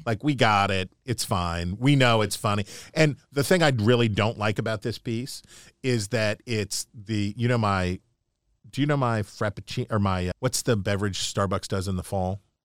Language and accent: English; Appalachia, United States; now in Washington, D.C., United States; I can say this as an Appalachian American